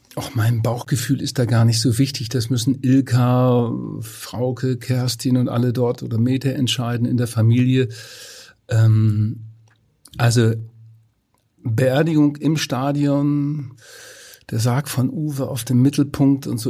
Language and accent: German; Twistringen, Lower Saxony, Germany; in meinem Heimatort Twistringen